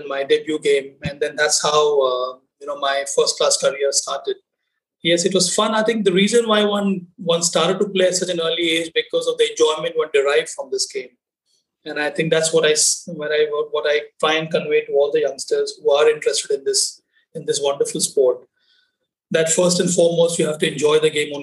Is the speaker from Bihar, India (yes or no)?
yes; Bihar, India; I came from Bihar